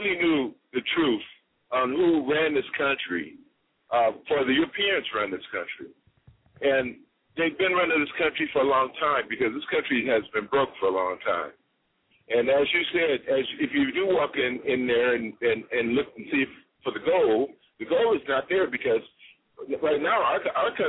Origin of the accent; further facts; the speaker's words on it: Chicago, Illinois, United States; moved away; we're originally from Chicago.